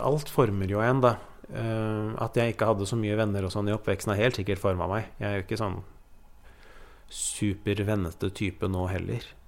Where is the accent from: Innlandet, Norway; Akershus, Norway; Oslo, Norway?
Oslo, Norway; Vi flytta fra Oslo øst til Oslo vest